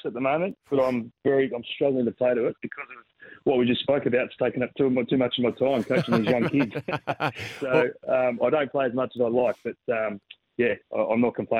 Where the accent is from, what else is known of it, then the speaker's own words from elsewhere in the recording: Adelaide, South Australia, Australia; moved away; So I love being in Adelaide. Obviously, I'm from Adelaide.